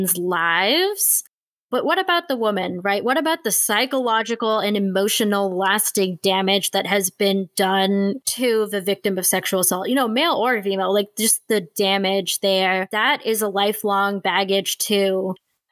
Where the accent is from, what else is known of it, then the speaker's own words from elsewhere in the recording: India; As an Indian woman